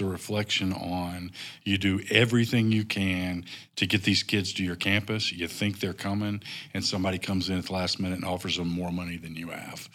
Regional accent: North Carolina, United States; moved away as an adult; also born or lived in Nashville, Tennessee / Northwest Arkansas; now in Rogers, Arkansas, United States; I grew up in North Carolina.

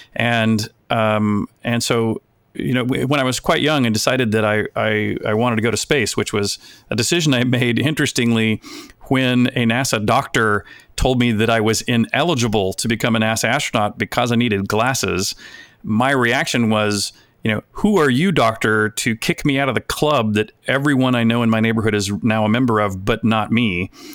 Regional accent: United States; an American collector

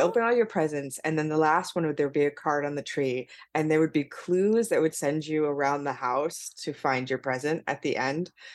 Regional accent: Las Vegas, Nevada, United States; I'm from Las Vegas

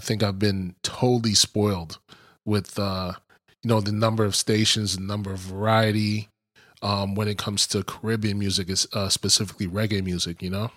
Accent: East Coast, United States; growing up on the East Coast

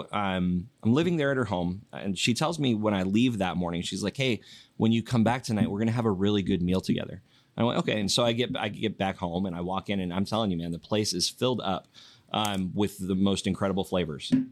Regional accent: Yakima, Washington, United States; Um, and I I know I grew up here. I love this because I'm from Yakima.

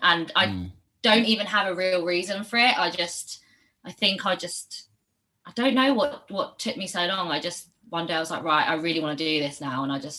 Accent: Barcelona, Catalonia, Spain; now in London, United Kingdom; So, well, I've moved around a lot. I'm not from London originally, but I have lived here for like 10 years now. But I grew up in Barcelona as well. I'm half Spanish.

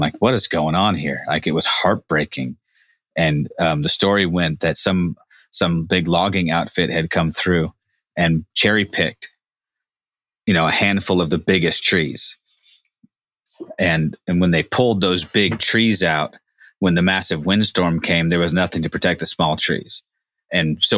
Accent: Humboldt County, California, United States; John and I grew up in Humboldt County

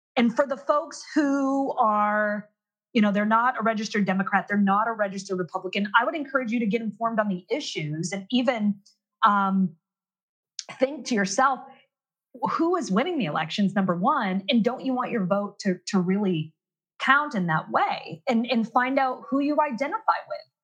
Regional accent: Maine, United States; I'm from Maine

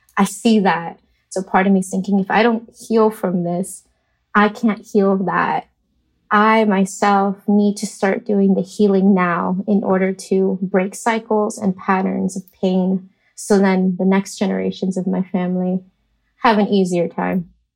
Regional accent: Miami, Florida, United States; moved away as an adult; now in New York City, United States; I was raised in Miami, Florida

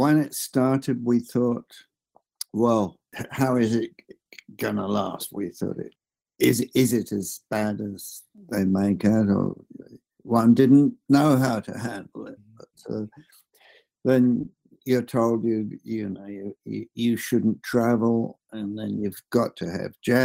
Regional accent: London, United Kingdom; also born or lived in Cuffley, Hertfordshire; I was born in London, in North London, place called Enfield, North London

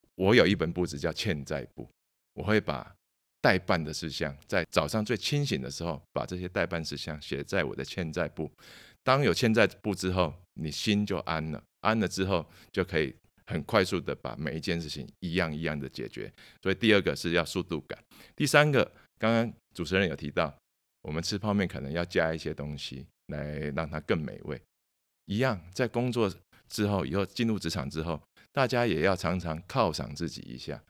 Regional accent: Taiwan; 从小就在娱乐界长大

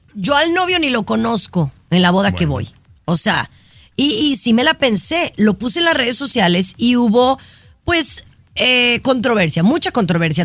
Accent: Mexico; para todos los que somos mexicanos en específico

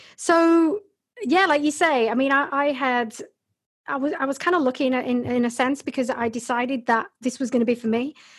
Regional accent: Bradford, Yorkshire and the Humber, United Kingdom; also born or lived in Hull; I was born and bred in Yorkshire in England, in Bradford.

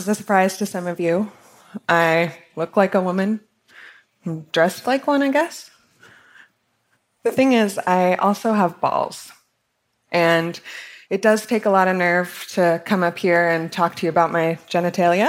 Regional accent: Salt Lake City, Utah, United States; I grew up in Salt Lake City, Utah.

